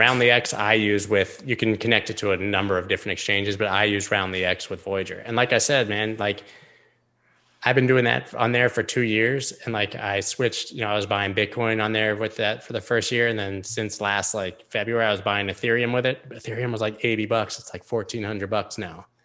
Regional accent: United States; I'm an American citizen

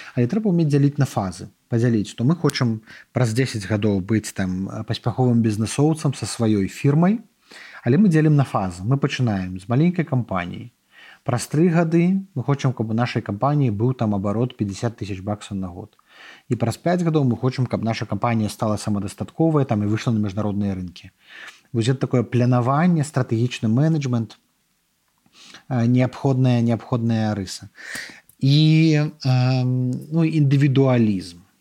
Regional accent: Belarus; мы беларусы

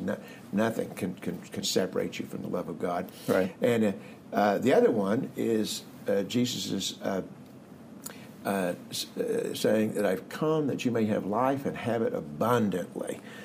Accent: Marshfield, Missouri, United States; moved away as an adult; also born or lived in Columbia, Missouri / Grand Rapids, Michigan / Cincinnati, Ohio / Dallas, Texas; I grew up in the Missouri Ozarks, not all that far away, uh, near Springfield, little town of Marshfield, Missouri, uh, 2,500 people

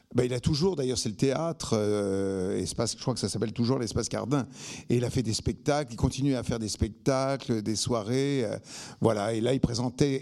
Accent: Arcueil, Île-de-France, France; also born or lived in Bagneux; je viens d'Arcueil-Cachan, qui est, enfin, Arcueil-Cachan, c'est la station de métro. Je viens d'Arcueil, donc, je né à Bagneux

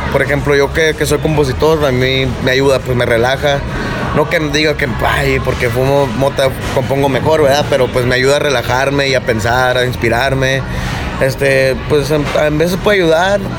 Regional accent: Sonora, Mexico; en México también, Sonora, yo soy de Sonora de ahí

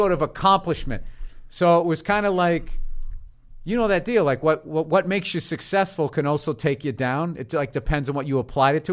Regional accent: South Shore of Boston, Massachusetts, United States; also born or lived in Peabody, Massachusetts / Lynnfield, Massachusetts; I grew up in, uh, the South Shore of Boston

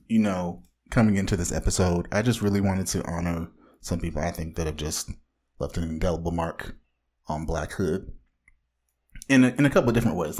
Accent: Orange County, Southern California, United States

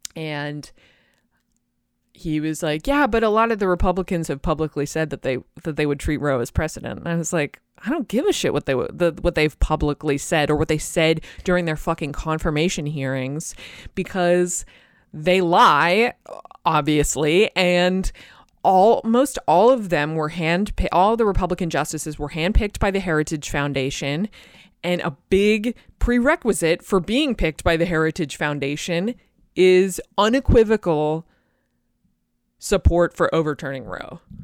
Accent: Boston, Massachusetts, United States; my hometown in Boston

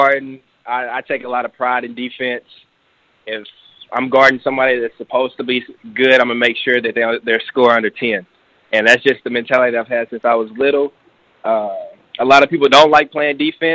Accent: Memphis, Tennessee, United States; also born or lived in Conway, Arkansas; I'm from Memphis, and I got family, all my family's in Memphis

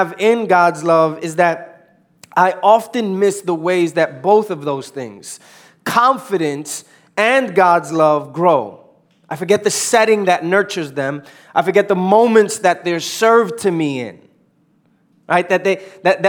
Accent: New York City, New York, United States; moved away; born and raised in New York, uptown New York.

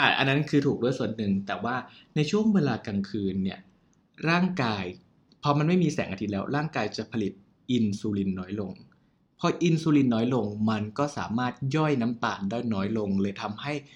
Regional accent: Thailand; เราเกิดในประเทศไทย

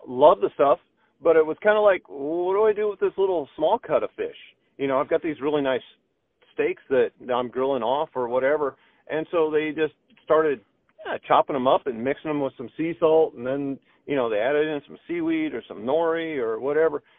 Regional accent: Midwest, United States; now in Oahu, United States; I'm born and raised in the Midwest, so I grew up with, you know, we actually used to butcher cows with friends and family

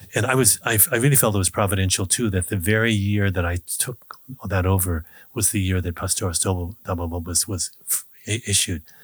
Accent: United States; in Kansas, Nebraska, where I grew up

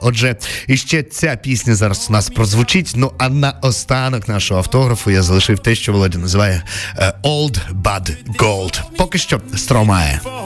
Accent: Myrhorod, Poltava Oblast, Ukraine; в моєму рідному Миргороді

